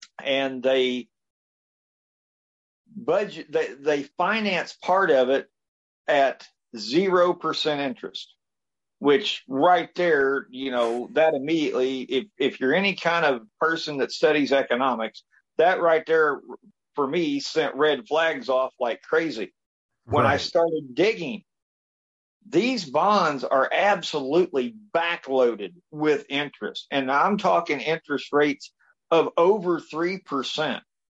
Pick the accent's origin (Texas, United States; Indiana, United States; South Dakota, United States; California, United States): Indiana, United States; Washington County; I was born here in Washington County. We are, like I said, we're a little over 28,000 people. We're situated about 40 miles north of Louisville, Kentucky.